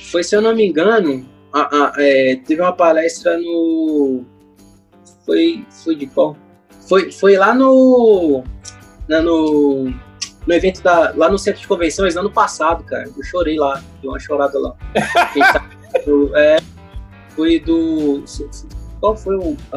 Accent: Rio de Janeiro, Brazil; Ó, eu sou carioca, então lá no Rio a gente chama de biscoito.

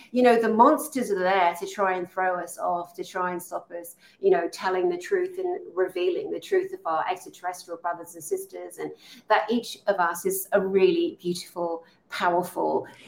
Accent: Tongue, Scotland, United Kingdom; I am Scottish and I am a warrior. I'm a Highlander from Tongue and Sutherlandshire.

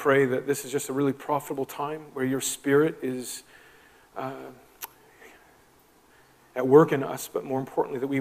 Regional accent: Moncton, New Brunswick, Canada; moved away as an adult; now in Prince Edward Island, Canada; Both of us kind of born and raised in the Moncton area

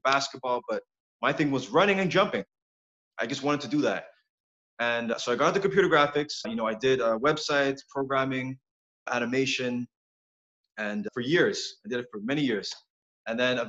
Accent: Montreal, Quebec, Canada; Born and raised in Montreal

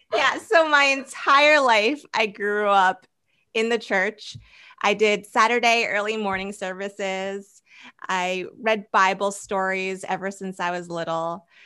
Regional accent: New Jersey, United States; also born or lived in Boston, Massachusetts; I was born in Boston, Massachusetts, and in middle school, I moved to New Jersey, and that's where I spent middle school, high school

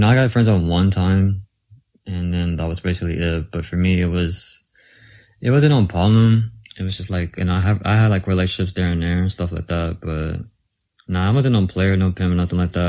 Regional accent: Texas, United States; I'm from Texas

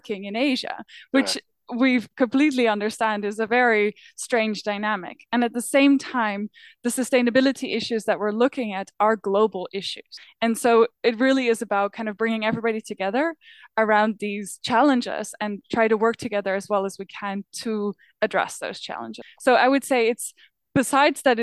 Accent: Netherlands; now in Berlin, Germany; I am from the Netherlands

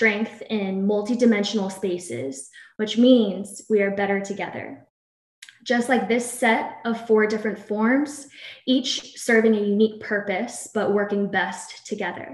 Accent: Princeton, New Jersey, United States; also born or lived in Greenville, South Carolina; now in Gainesville, United States; I'm from Princeton, New Jersey

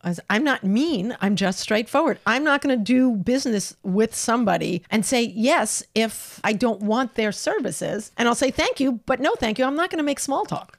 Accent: New York, United States; moved away as an adult; also born or lived in California; I'm a New Yorker

